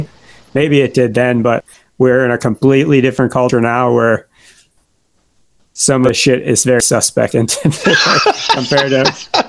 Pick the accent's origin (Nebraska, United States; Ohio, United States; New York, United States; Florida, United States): Ohio, United States; I grew up in Ohio